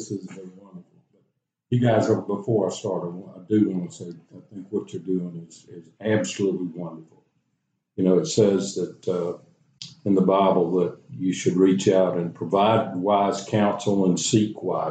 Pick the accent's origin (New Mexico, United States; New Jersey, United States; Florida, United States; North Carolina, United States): North Carolina, United States; Charlotte; I'm from Charlotte. I was born here.